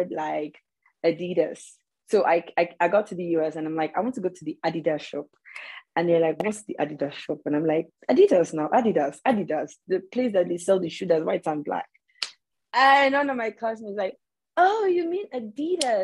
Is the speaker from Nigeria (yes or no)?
yes; Nigeria; moved away as an adult; now in United States; just being a Nigerian